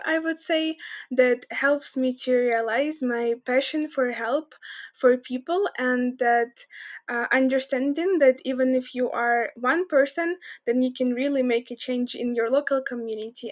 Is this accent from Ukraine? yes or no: yes; Kremenchuk, Poltava Oblast, Ukraine; moved away as an adult; also born or lived in United States / Lithuania; in our town, I come from Cremenchuk. It's in Poltava region